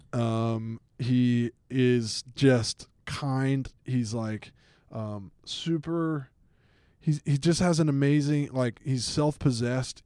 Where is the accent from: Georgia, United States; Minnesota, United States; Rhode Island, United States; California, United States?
Georgia, United States; Atlanta; I grew up in Atlanta, Georgia.